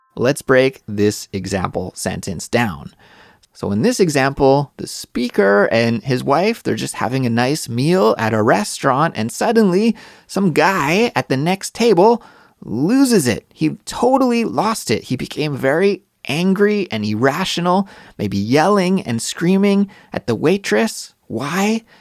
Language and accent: English; Canada; moved away; my home country, in Canada